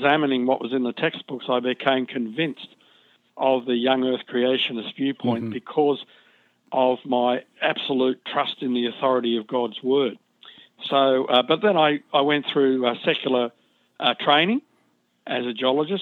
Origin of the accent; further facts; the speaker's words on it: Sydney, New South Wales, Australia; I was born and raised in Sydney, Australia